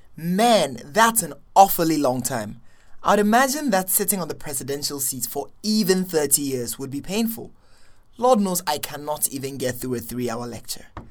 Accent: Accra, Greater Accra, Ghana; moved away; I'm from Accra, Ghana.

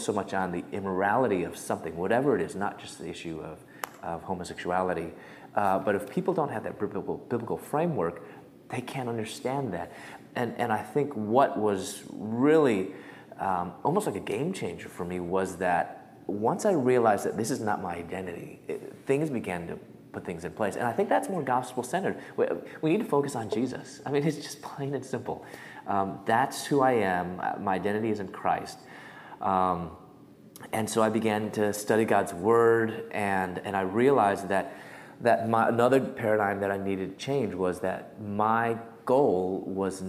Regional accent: Chicago, Illinois, United States; moved away as an adult; also born or lived in Louisville, Kentucky / Atlanta, Georgia; I'm from Chicago. I moved to Louisville, Kentucky.

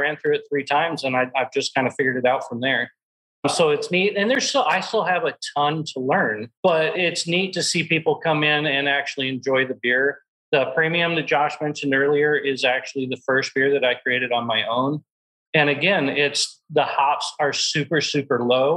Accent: Iowa, United States; now in Texas, United States; I grew up in Iowa myself

